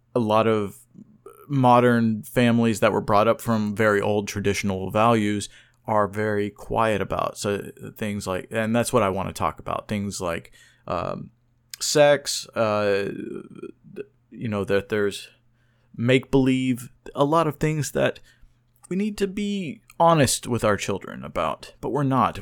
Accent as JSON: {"language": "English", "town": "Oklahoma City", "region": "Oklahoma", "country": "United States", "tie": "born or raised there", "said": "I was born and raised in Oklahoma City, Oklahoma"}